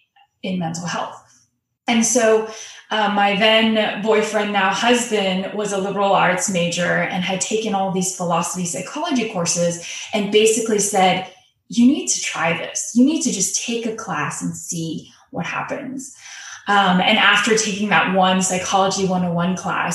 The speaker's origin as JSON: {"language": "English", "country": "United States", "said": "being Asian American"}